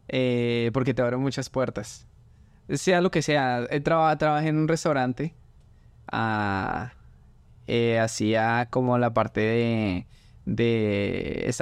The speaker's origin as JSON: {"language": "Spanish", "region": "Bogotá", "country": "Colombia", "moved": "as an adult", "lives_now": "Louisiana, United States", "said": "yo soy de Colombia. ¿De qué parte? De Bogotá, la capital. Ah, llegué hace unos cuatro años y medio más o menos. Em, mi familia, toda mi familia está allá en Colombia"}